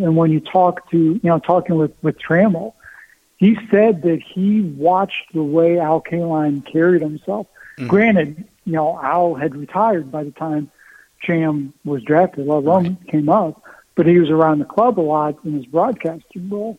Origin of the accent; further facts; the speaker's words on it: Pennsylvania, United States; moved away; I grew up a Pirates fan because I grew up in Pennsylvania